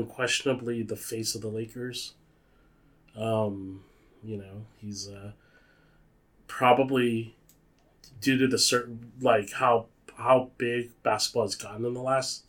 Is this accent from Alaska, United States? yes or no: no; San Jose, California, United States; also born or lived in Monterey Park, Los Angeles, California; I was born in L.A. in Monterey Park. At the age of three, my family relocated up to my family relocated up to San Jose, and I grew up in San Jose